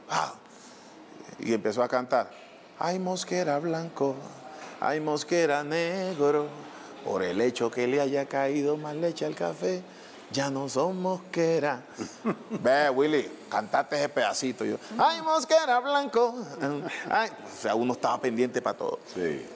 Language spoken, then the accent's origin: Spanish; Buenaventura, Valle del Cauca, Colombia; En Buenaventura, que es de donde soy yo, eh, era la música folclórica y la salsa.